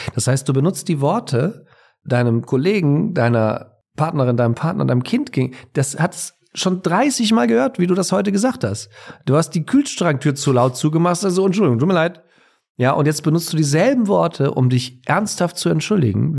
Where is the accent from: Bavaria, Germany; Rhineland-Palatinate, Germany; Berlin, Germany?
Bavaria, Germany; Ich komme ja aus Bayern.